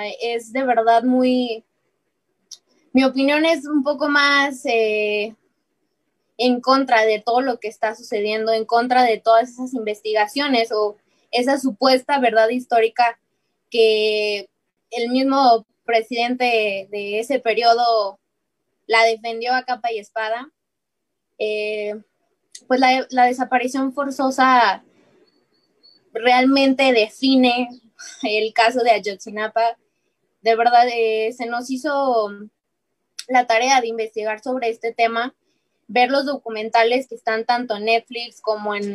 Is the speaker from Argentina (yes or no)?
no; Mexico; hay que preocuparnos como sociedad, como pueblo mexicano